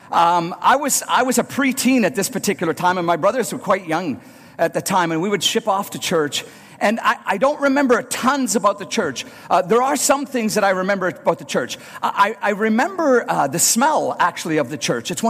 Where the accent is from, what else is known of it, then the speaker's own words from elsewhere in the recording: Northern Ireland, United Kingdom; Some of my earliest memories of going to church are as a young boy growing up in Northern Ireland.